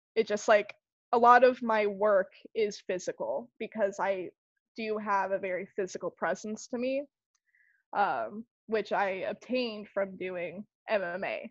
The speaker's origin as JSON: {"language": "English", "region": "Arizona", "country": "United States", "tie": "born or raised there", "also_born_or_lived": "Tampa, Florida", "moved": "yes", "lives_now": "Clearwater, United States", "said": "originally I'm from Tampa. Grew up in Arizona, and now I'm in Clearwater"}